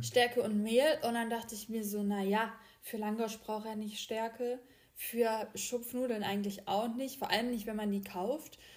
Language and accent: German; the South, Southern Germany, Germany; bei uns im Süden